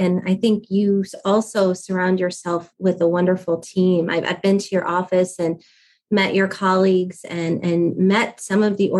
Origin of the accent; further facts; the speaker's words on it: Akron, Ohio, United States; I grew up in Akron, Ohio. So I'm a native Buckeye